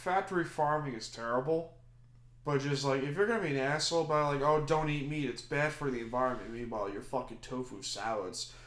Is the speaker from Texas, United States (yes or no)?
no; Long Island, New York, United States; Long Island with a star located on my hometown.